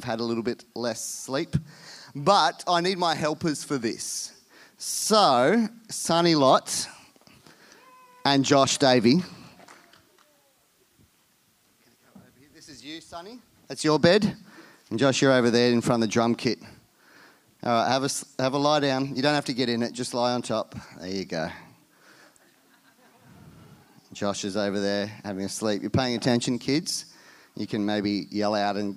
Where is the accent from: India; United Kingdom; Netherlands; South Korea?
India; moved away; I was born in India, so going to India is just like going home